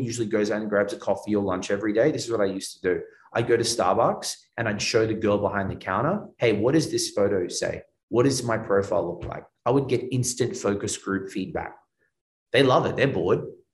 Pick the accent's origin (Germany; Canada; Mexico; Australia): Australia; now in Miami, United States; I'm Australian